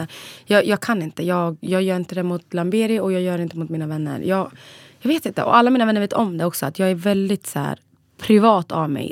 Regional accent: Borlänge, Dalarna County, Sweden; moved away as an adult; also born or lived in Borås; now in Stockholm, Sweden; Egentligen var jag från Borlänge men ja, jag har bott lite överallt för att jag studerat

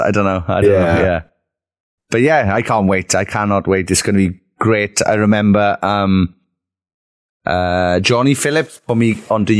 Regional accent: Merthyr Tydfil, Wales, United Kingdom; We're a band from Merthyr Tydfil.

